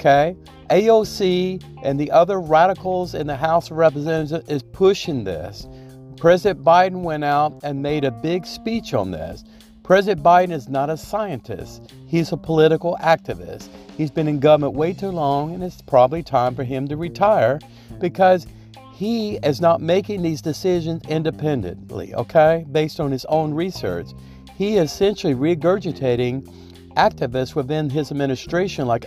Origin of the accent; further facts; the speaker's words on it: Louisiana, United States; I'm from Louisiana